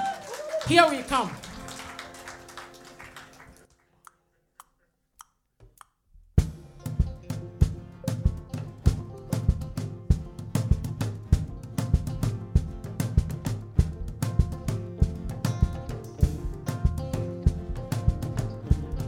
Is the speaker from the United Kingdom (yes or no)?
no; Upper West, Ghana; Upper West